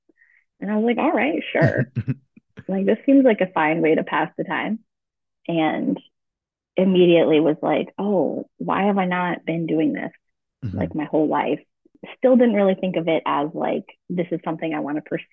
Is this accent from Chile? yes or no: no; Vermont, United States; also born or lived in Austin, Texas; growing up in Vermont, being in the outdoors all the time